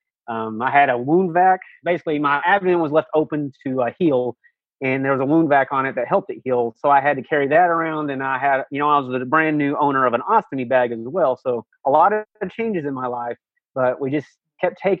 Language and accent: English; Texas, United States; I'm from Texas